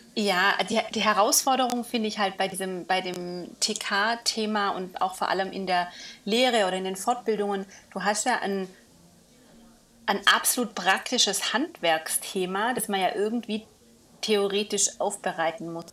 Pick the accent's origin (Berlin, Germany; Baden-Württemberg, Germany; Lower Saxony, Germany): Baden-Württemberg, Germany; near Villingen-Schwenningen; in meiner Heimat ähm, zu Hause, Villingen-Schwenningen. Also nicht ganz hm. Heimat, aber ja. Nachbarort